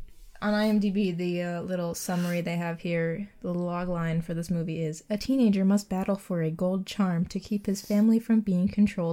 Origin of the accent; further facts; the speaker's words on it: Cleveland, Ohio, United States; I'm from Cleveland.